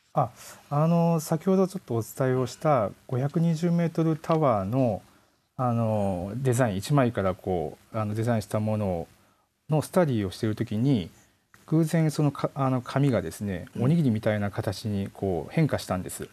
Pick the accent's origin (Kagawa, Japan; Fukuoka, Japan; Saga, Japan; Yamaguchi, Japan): Yamaguchi, Japan; also born or lived in Aichi Prefecture; 生まれ生まれはあの 愛知県で、はい、育ちが山口県